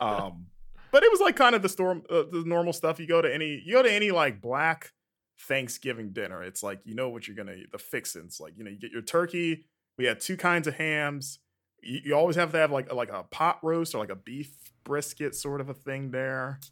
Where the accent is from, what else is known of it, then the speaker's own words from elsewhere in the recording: Florida, United States; growing up in Florida slash the South